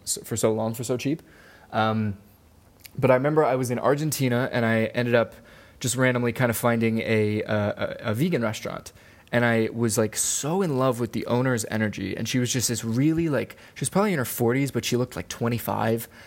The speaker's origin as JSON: {"language": "English", "region": "Maryland", "country": "United States", "tie": "born or raised there", "also_born_or_lived": "Wilmington, North Carolina / Hawaii", "moved": "as an adult", "said": "I grew up in Maryland"}